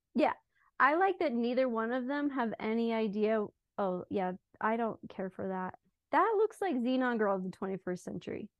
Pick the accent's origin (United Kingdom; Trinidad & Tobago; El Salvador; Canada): United Kingdom; moved away; also born or lived in Switzerland; I made being British, like, my whole thing